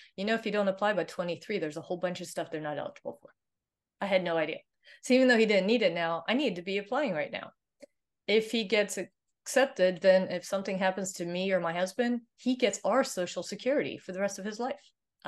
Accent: Sweden; English is a second language; So I'm originally from Sweden, so Viking blood is there.

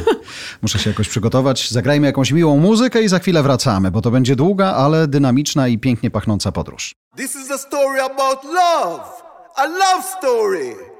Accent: Poland; wszyscy my z Polski

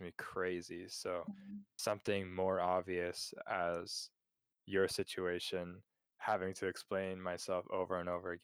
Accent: Canada; moved away as an adult; now in Japan; there's a place in this world where I can go and I can have like-minded people who understand my upbringing, who understand mm-hmm. my culture, who understand my language. Mm-hmm. And that place is Canada.

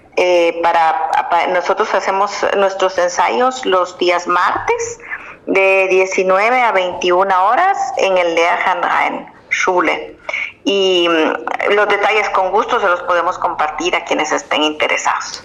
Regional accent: Guatemala; moved away; Yo soy guatemalteca

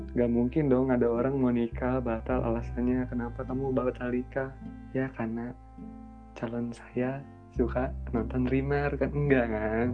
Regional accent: West Java, Indonesia; gue orang Sunda

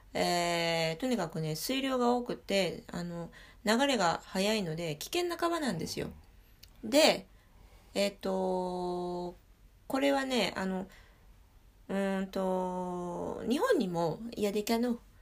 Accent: Paris, Île-de-France, France; 私も、あのパリで育ってるから

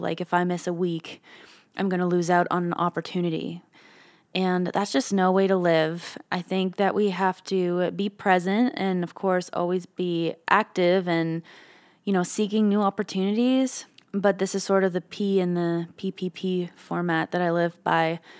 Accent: Canada; being a Canadian

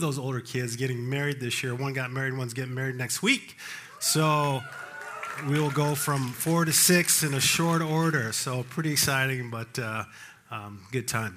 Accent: Colorado Springs, Colorado, United States; I grew up in Colorado Springs.

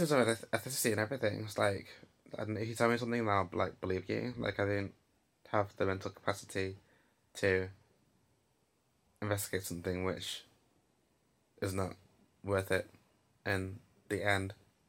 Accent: Nottingham, East Midlands, United Kingdom; oh, so you're from Nottingham. Oh, so you know about these kind of things then?

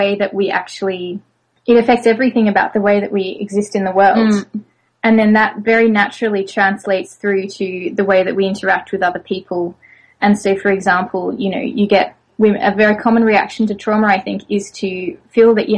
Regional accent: Australia; moved away; also born or lived in France; I'm originally from Australia, though I've lived in France.

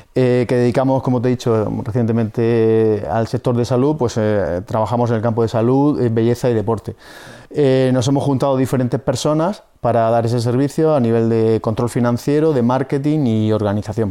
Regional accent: Murcia, Region of Murcia, Spain; soy de aquí de Murcia

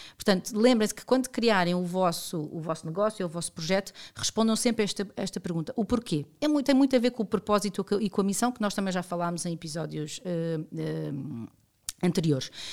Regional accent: Portugal; como cidadão e como portuguesa

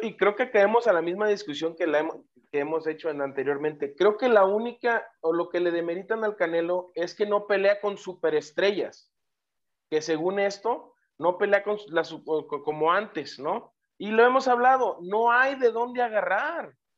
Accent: Mexico; somos los mexicanos

